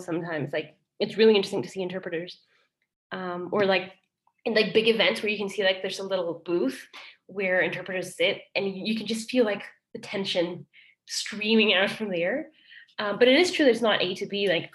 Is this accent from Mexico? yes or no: yes; Mexico City, Mexico; accent: Mexican British; first language Spanish; English is a second language; now in Canada; I'm from Mexico City